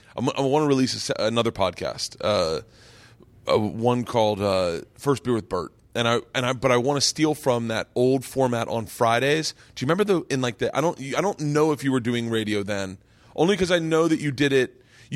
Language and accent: English; Tampa, Florida, United States; Hell yeah. I grew up in Tampa.